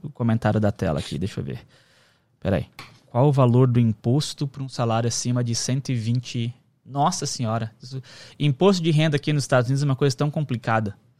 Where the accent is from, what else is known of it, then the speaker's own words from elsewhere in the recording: Brazil; first language Portuguese; now in United States; E a gente é brasileiro e fala português